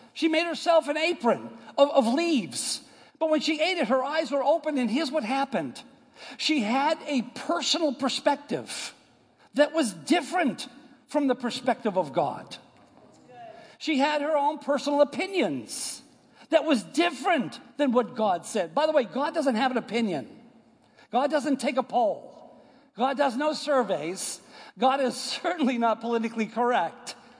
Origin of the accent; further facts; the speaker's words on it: United States; moved away; I, am from New York and Boston area